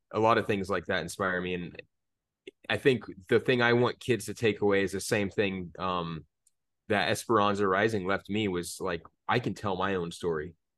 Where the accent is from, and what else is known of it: Phoenix, Arizona, United States; born or raised there